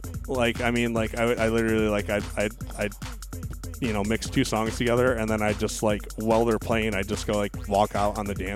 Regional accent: Detroit, Michigan, United States; I was from Detroit

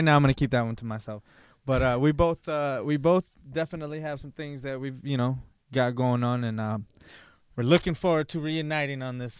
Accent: Lansing, Michigan, United States; You know, I'm originally from Lansing

